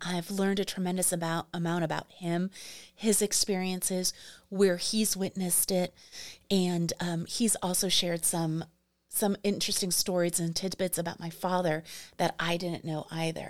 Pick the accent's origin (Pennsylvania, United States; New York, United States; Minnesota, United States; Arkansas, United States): New York, United States; New York City; moved away; also born or lived in Arizona; I am from Manhattan